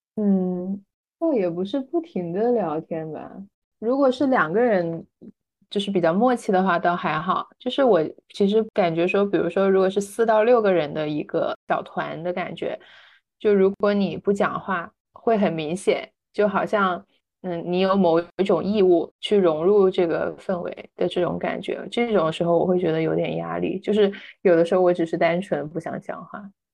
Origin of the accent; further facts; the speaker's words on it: Guangdong, China; 我是广东人